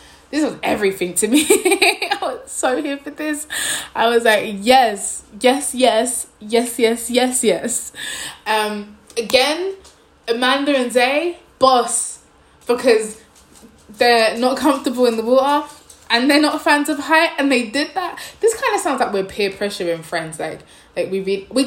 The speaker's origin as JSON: {"language": "English", "region": "London", "country": "United Kingdom", "moved": "as an adult", "lives_now": "Nanjing, China", "said": "London. Where? East London."}